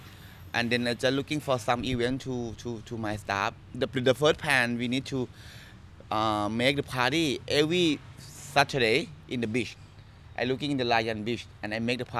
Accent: Bangkok, Thailand; moved away as an adult; now in Phuket, Thailand; normally I'm from Bangkok, but I moved to Phuket from 20 years ago.

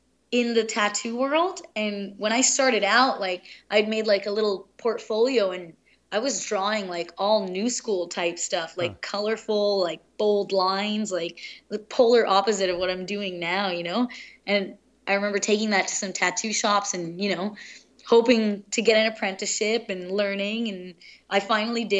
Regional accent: Pakistan; moved away; I was born in Pakistan

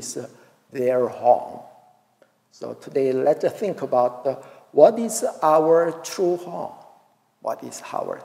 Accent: Daegu, South Korea; moved away; also born or lived in Seoul; I and my old brother drove to my hometown, Daegu City.

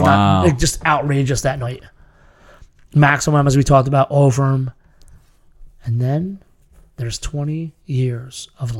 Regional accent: Massachusetts, United States; From Massachusetts.

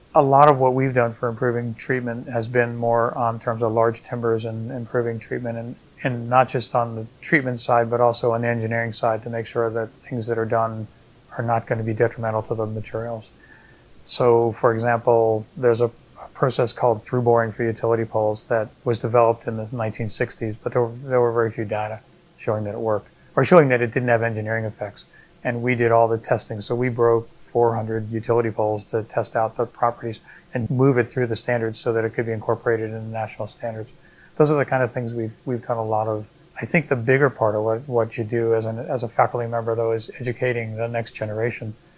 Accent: outside New York City, United States; now in Australia; I grew up outside New York City

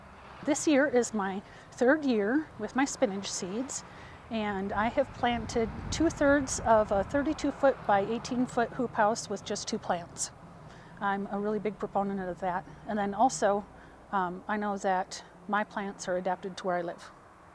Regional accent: Mora, New Mexico, United States; When I go to other areas and I say, you know, I'm from Mora, and we have got this huge growers co-op.

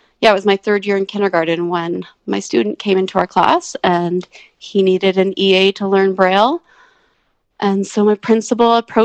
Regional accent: Ingersoll, Ontario, Canada; moved away as an adult; now in Grande Prairie, Canada; I grew up in Ingersoll, Ontario. Born and raised there

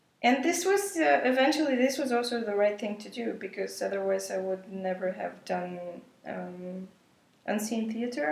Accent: Bulgaria; moved away as an adult; now in Germany; I come from Bulgaria

